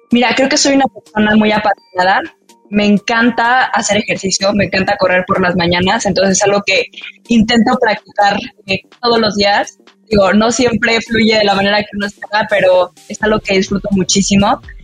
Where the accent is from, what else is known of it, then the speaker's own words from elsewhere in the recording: Mexico City, Mexico; also born or lived in Chihuahua, Mexico; me vine a Ciudad de México cuando tenía siete años